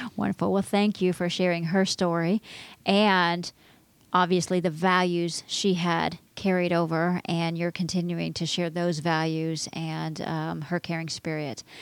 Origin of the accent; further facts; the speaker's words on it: Texas, United States; moved away; My home state